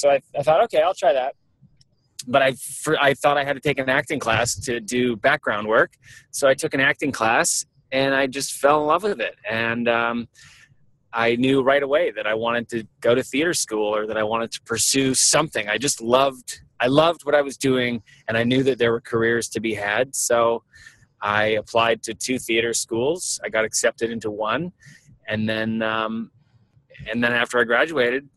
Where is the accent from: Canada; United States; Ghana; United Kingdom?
Canada; Vancouver, British Columbia; I'm Canadian. I was born in Vancouver.